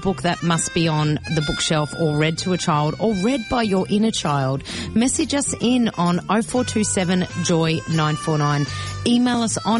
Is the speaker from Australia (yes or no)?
yes; Melbourne, Victoria, Australia; first language Greek; English is a second language; even though I was born here, my first language was Greek because my mm-hmm. parents only spoke to me in Greek